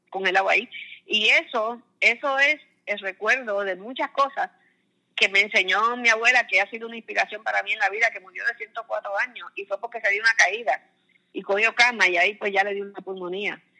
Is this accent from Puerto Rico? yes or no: yes; Caguas, Puerto Rico; born there; Eh, yo nací en Caguas, ella vivía cerquita de la plaza